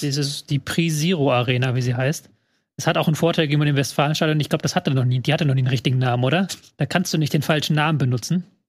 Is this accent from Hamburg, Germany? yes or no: yes; Hamburg, Germany; meine Heimatstadt Hamburg